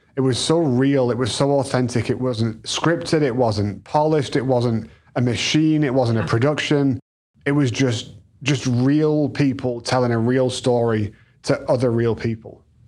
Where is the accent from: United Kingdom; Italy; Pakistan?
United Kingdom; England; now in United States; we're two English kids